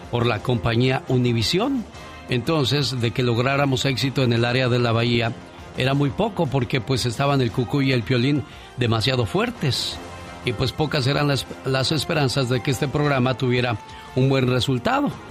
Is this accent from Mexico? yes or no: yes; Michoacán, Mexico